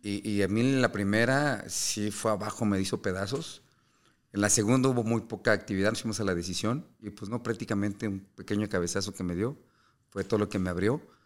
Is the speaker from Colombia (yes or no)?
no; Mexico